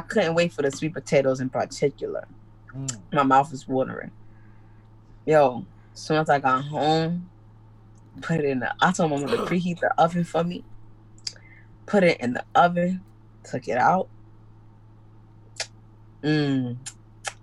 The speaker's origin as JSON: {"language": "English", "region": "New York", "country": "United States", "tie": "born or raised there", "said": "I grew up in New York"}